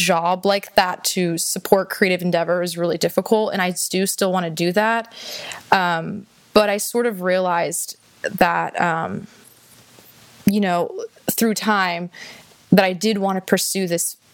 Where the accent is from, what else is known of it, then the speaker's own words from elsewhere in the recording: Houston, Texas, United States; also born or lived in Austin, Texas; I was born and raised in Houston, Texas.